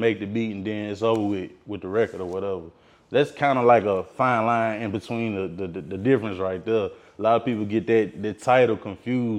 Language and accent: English; Columbia, Tennessee, United States; I hail from Columbia, Tennessee. It's a small town outside of Nashville, Tennessee, like Middle Tennessee area